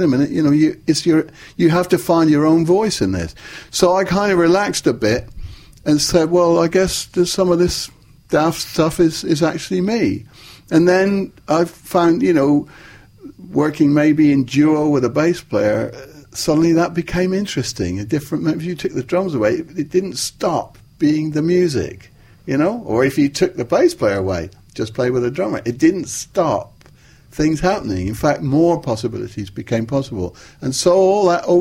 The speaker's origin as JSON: {"language": "English", "town": "Plymouth", "region": "South West England", "country": "United Kingdom", "tie": "born or raised there", "said": "Plymouth, my hometown, in the west of England"}